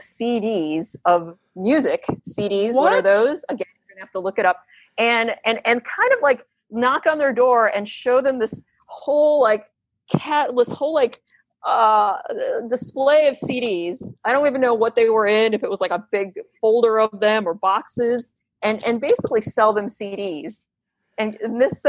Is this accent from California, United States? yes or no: no; Connecticut, United States; moved away; also born or lived in New York City; I had moved back from New York City back to where I grew up in Connecticut